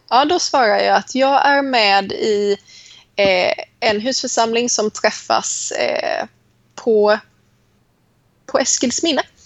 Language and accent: Swedish; Småland, Sweden; accent: Småland dialect; moved away as an adult; also born or lived in Sävsjö; now in Helsingborg, Sweden; jag mm. kommer, vilket man hör på min dialekt, ursprungligen från Småland